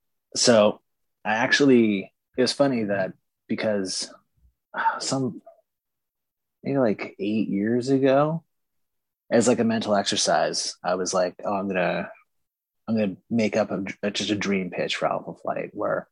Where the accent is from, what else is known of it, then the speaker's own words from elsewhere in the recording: Canada; Obviously, it's like not just because I'm Canadian